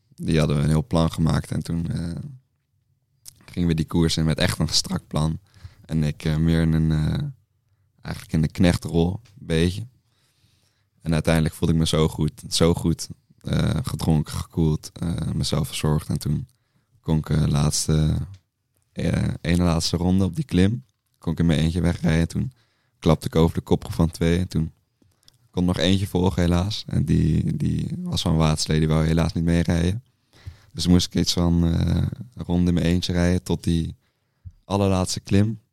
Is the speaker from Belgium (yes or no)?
no; Amsterdam, North Holland, Netherlands; kom uit Amsterdam